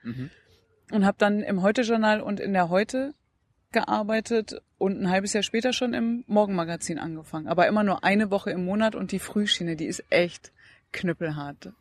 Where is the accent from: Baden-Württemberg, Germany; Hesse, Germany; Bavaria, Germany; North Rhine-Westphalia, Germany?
North Rhine-Westphalia, Germany; Datteln; Also ich bin geboren worden in Datteln, dann war ich im Kindergarten, Grundschule, Gymnasium, Abitur